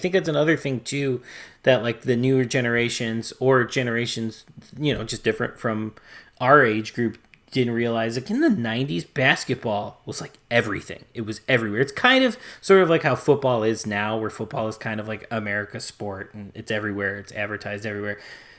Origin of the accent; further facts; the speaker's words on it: Chicago, Illinois, United States; I grew up in Chicago